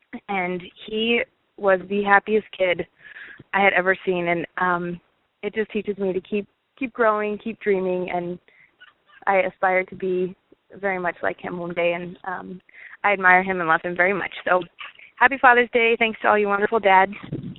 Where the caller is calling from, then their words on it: Overland Park, Kansas, United States; I'm calling from Overland Park, Kansas